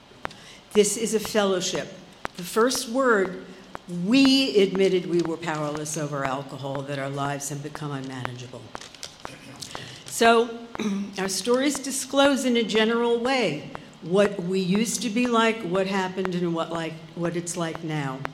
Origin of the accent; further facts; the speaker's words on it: New York City, New York, United States; also born or lived in Brooklyn / Forest Hills, Queens; We moved from Brooklyn to Forest Hills